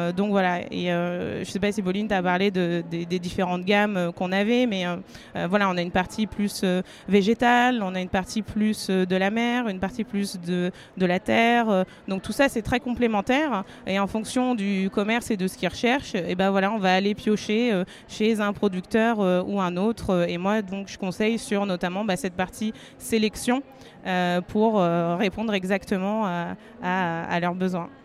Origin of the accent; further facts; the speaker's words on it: Berry, Centre-Val de Loire, France; je viens de la campagne du Berry, donc des grands espaces